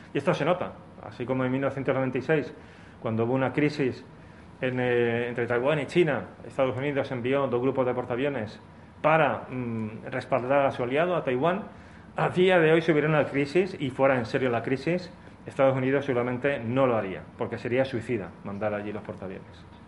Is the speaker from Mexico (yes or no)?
no; Spain; nosotros como españoles, italianos, portugueses y demás